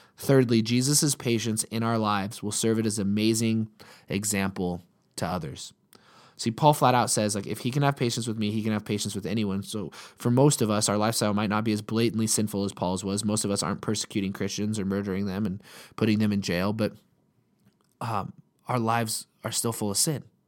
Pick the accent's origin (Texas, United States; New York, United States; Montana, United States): Montana, United States; we're from Montana